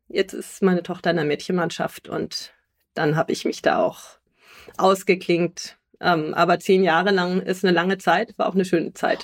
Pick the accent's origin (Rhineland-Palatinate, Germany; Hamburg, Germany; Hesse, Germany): Hamburg, Germany; moved away as an adult; also born or lived in Rendsburg / Berlin / Alicante / Brussels; now in Nuremberg, Germany; bin ich in Rendsburg geboren, aber in Hamburg aufgewachsen